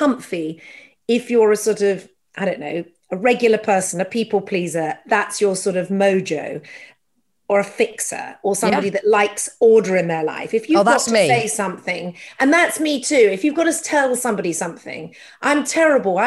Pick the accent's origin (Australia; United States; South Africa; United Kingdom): United Kingdom; as a Brit